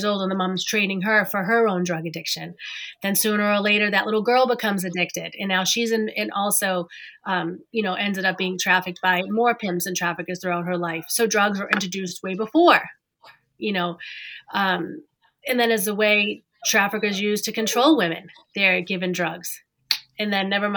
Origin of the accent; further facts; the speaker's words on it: Massachusetts, United States; I grew up in Massachusetts